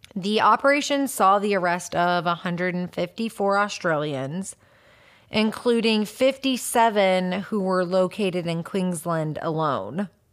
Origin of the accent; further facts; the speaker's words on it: United States; I grew up, me personally, I grew up in America